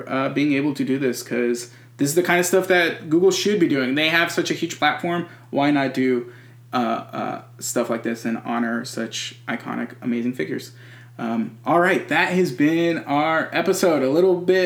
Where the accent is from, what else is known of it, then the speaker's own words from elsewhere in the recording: Texas, United States; I'm a Texan Latinx person.